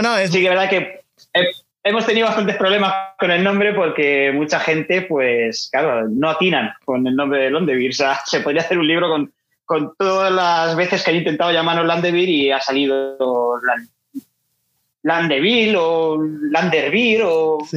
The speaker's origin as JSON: {"language": "Spanish", "town": "Elda", "region": "Valencian Community", "country": "Spain", "said": "que es donde nosotros somos, de Elda."}